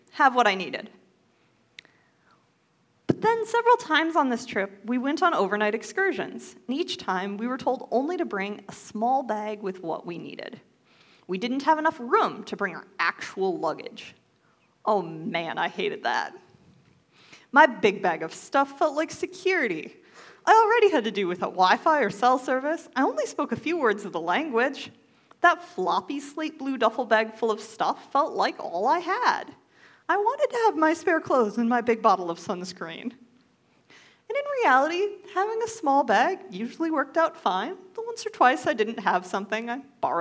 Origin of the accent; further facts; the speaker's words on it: United States; as an American, I had so ridiculously much